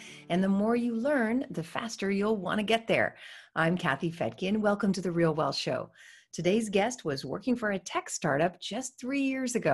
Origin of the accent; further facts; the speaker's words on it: Silicon Valley, California, United States; I'm from Silicon Valley